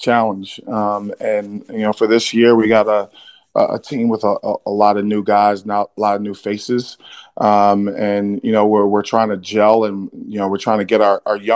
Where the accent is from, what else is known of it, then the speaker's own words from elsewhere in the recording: New York City, New York, United States; I'm from Brooklyn, New York.